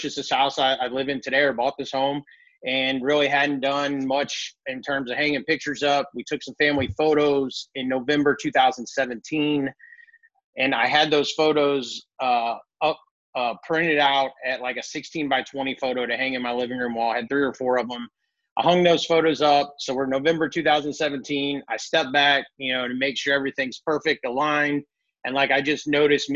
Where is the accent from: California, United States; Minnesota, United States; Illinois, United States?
Illinois, United States; Columbia; I'm from St. Louis area in Columbia, Illinois